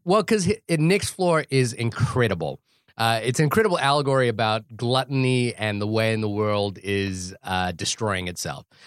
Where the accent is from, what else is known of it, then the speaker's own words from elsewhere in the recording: New Zealand; being a New Zealander